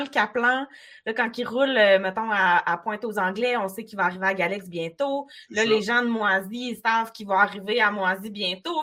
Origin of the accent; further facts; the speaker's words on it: Baie-Comeau, Quebec, Canada; moi, je suis native de Bécomo